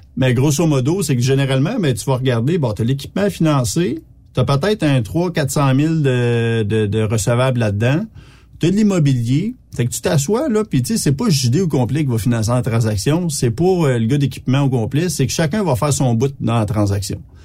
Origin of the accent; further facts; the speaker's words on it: Petite-Nation, Quebec, Canada; Je suis même pas un bleuet, je suis un gars de la petite nation